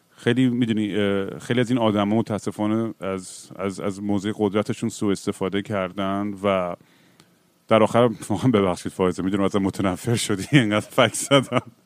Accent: Iran; born or raised there

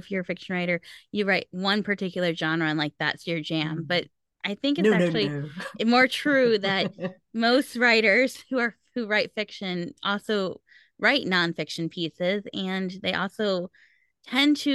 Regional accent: Chicago, Illinois, United States; moved away as an adult; now in Houston, United States; I'm originally from Chicago. I live in Houston now

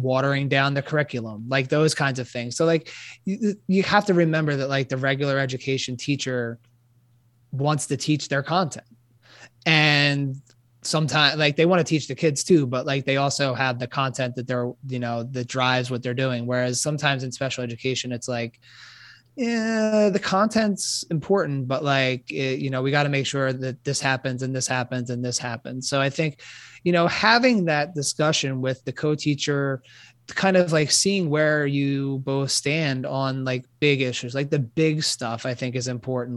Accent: Philadelphia, Pennsylvania, United States; also born or lived in Maryland; born and raised in Philadelphia

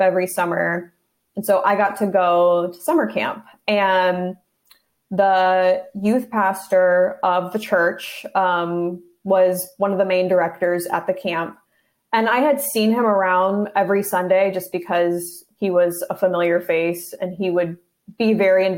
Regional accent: Wildomar, California, United States; I grew up in Riverside County, which is right next to Orange County, in a little town called Wildomar

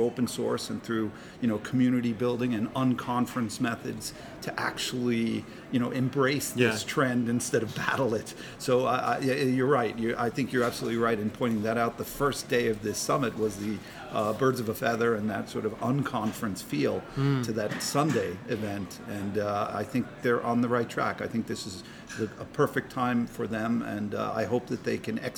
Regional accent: United States; as an American

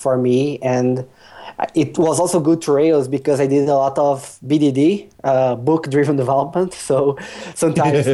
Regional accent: Brazil; English is a second language; now in Poland; I am Brazilian, but I currently live in Poland

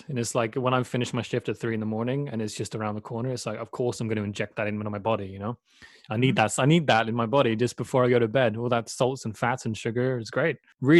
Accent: Sweden; dude, I'm from Sweden, man.

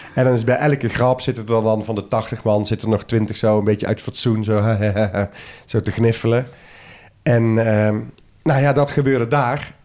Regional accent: soft G, southern Netherlands, Netherlands; accent: zachte G (soft G); Met mijn zachte G

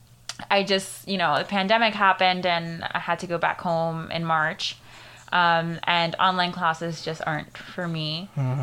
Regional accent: Kissimmee, Florida, United States; first language Spanish; also born or lived in Venezuela; I was raised here in Kissimmee

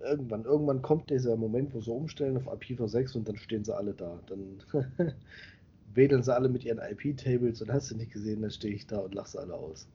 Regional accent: Central Germany, Germany; moved away as an adult; also born or lived in Thuringia; now in Bavaria, Germany; ich komme aus Mitteldeutschland

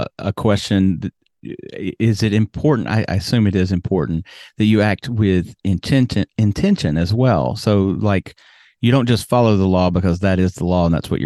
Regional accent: Birmingham, Alabama, United States; moved away; also born or lived in New York City / South Florida; I grew up in Alabama

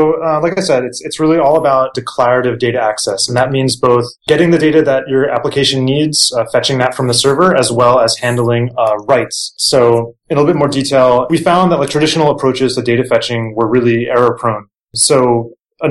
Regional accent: New Jersey, United States; moved away; also born or lived in New York / Japan; I grew up in Jersey, went to NYU, lived in Japan for a while

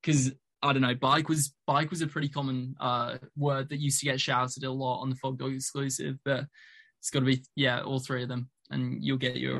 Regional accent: Iowa, United States; I'm a northerner in America. Iowa's right up there.

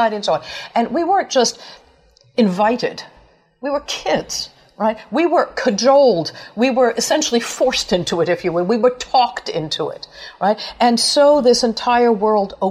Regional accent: New York, United States; I grew up poor in New York

